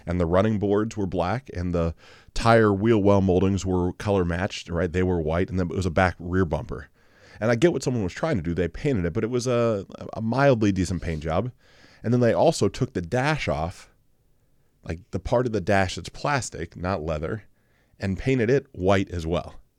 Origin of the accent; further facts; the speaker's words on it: Mansfield, United States; Mansfield, my hometown